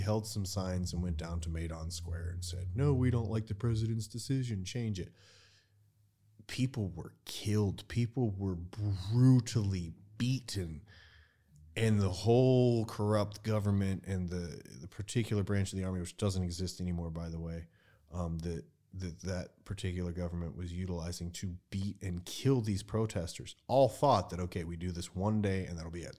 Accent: United States; moved away as an adult; now in Ukraine; I speak shitty Ukrainian, I'm an American

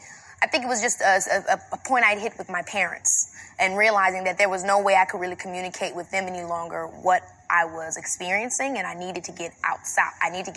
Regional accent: Robbins, Illinois, United States; You know, I come from Robbins, Illinois, which is like a very small town.

